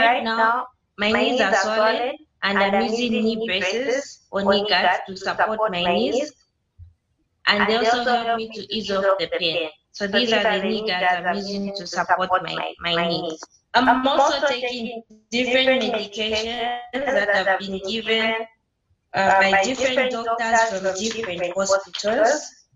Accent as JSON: {"language": "English", "country": "Zambia", "said": "I'm from Zambia."}